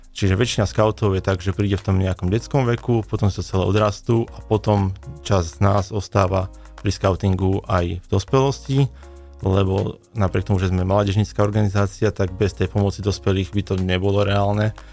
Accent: Nitra, Nitra Region, Slovakia; now in Banská Bystrica, Slovakia; ja som pôvodne prišiel z Nitry a tam som skautoval 20 rokov, takže kamarátime sa kade tade.

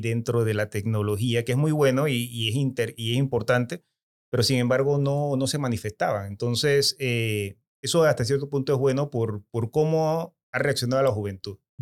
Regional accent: Chitré, Herrera, Panama; Yo soy de Chitré.

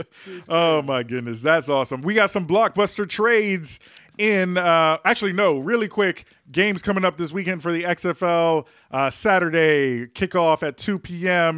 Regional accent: New York, United States; my home state, my born state, New York

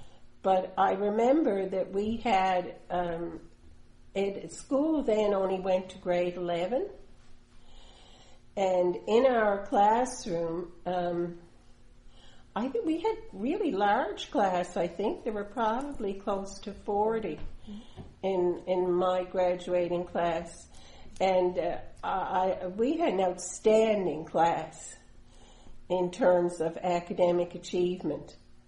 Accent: Bay Roberts, Newfoundland and Labrador, Canada; also born or lived in Argentia; So that's how I ended up in Bay Roberts.

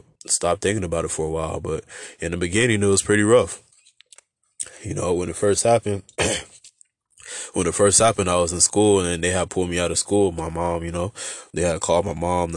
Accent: Oxnard, California, United States; also born or lived in San Diego, California / Fallbrook, California / Port Hueneme, California; that's how we moved over here to Oxnard

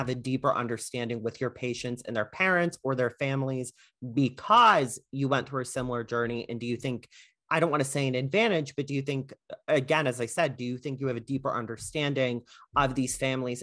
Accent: Connecticut, United States; when I was born in Connecticut

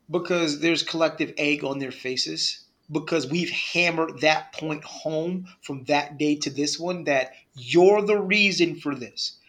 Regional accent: Northeast, United States; I'm from the Northeast

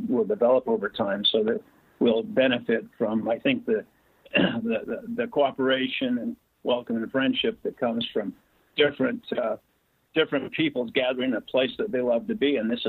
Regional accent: District Heights, Maryland, United States; now in St. George, United States; I grew up in part in District Heights, Maryland, Prince George's County. And so when I moved when I ended up in St. George

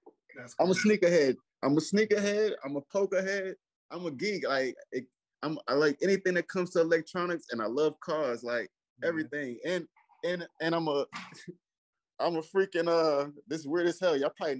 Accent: New York City, New York, United States; I grew up around Fabulous in Brooklyn.

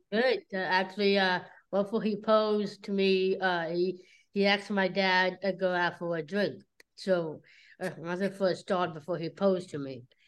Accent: Cincinnati, Ohio, United States; I'm from Cincinnati. That's why I was born in Cincinnati.

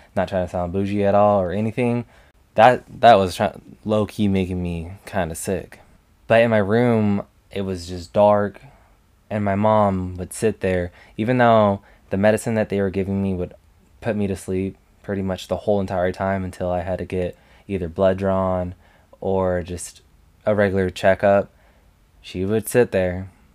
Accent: Las Vegas, Nevada, United States; I am originally from Las Vegas, Nevada, and I'm still currently living in Las Vegas.

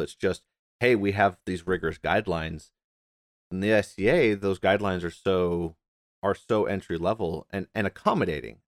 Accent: United States; I'm like a, an A ninth, tenth generation American

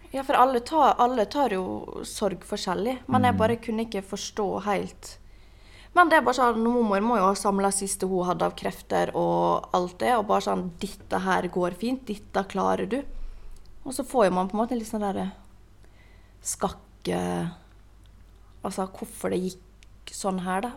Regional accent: Ålesund, Møre og Romsdal, Norway; now in Oslo, Norway; når jeg var hjemme i Ålesund

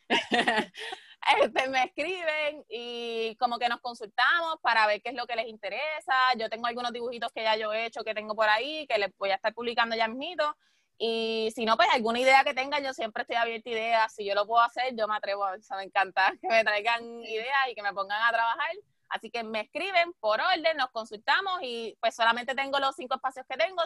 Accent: Puerto Rico; nosotros como puertorriqueños

